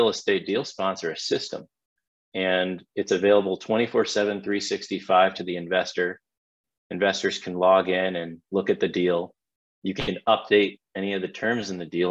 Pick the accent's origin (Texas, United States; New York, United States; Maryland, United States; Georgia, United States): Georgia, United States; Atlanta; I'm from Atlanta, Georgia